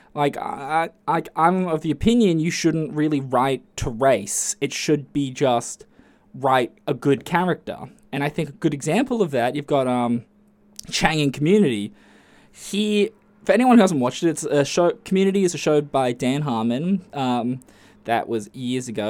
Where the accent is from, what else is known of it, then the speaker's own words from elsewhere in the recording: Australia; I'm Aussie